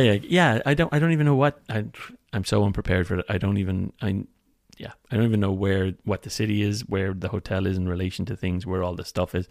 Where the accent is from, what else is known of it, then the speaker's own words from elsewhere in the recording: Ireland; as an Irish